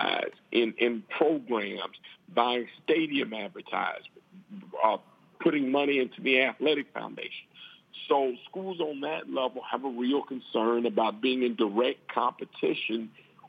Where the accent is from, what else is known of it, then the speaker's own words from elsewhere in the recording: Alabama, United States; my home state, in the state of Alabama